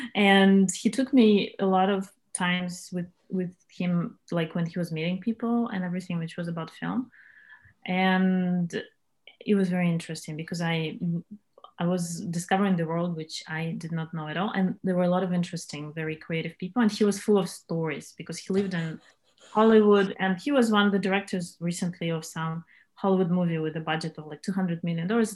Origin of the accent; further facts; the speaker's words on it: Moscow, Russia; English is a second language; moved away as an adult; also born or lived in Montreal, Canada / China; now in New York, United States; I was born in Moscow and grew up in Moscow